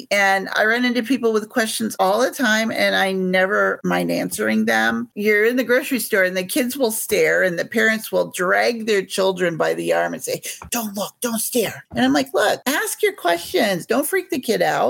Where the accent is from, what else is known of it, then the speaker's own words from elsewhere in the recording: Midwest, United States; now in New Hampshire, United States; I'm a Midwesterner